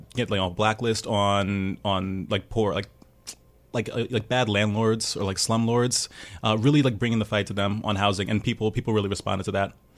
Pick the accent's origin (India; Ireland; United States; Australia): United States; New York City, New York; I'm a native New Yorker. I'm from Brooklyn originally, I'm um, from Prospect Heights